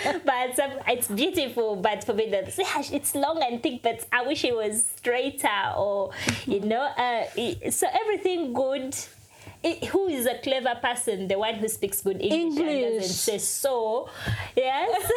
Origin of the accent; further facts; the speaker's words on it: Uganda; We also say so as Ugandans